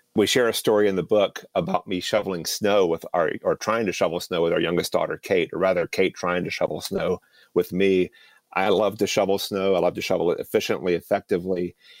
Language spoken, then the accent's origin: English; Fuquay-Varina, North Carolina, United States; I grew up outside of Raleigh, small little town called Fuqua Arena